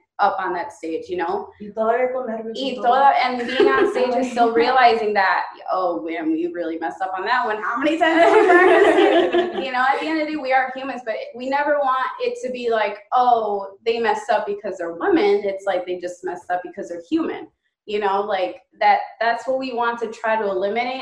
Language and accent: English; United States; growing up in the United States